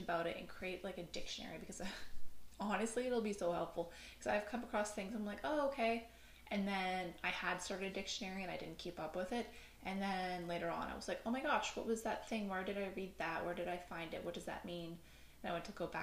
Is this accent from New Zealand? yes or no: no; Newfoundland and Labrador, Canada; I am from Newfoundland. We don't have the best English.